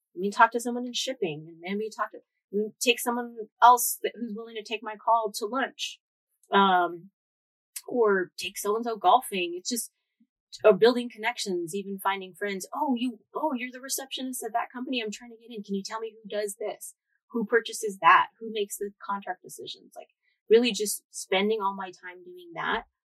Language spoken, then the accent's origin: English; San Jose, California, United States; moved away as an adult; also born or lived in San Luis Obispo; now in Los Angeles, United States; I grew up in Eastside San Jose.